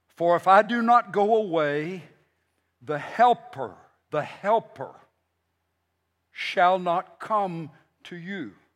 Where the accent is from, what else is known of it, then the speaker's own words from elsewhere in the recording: United States; We are here as American Christians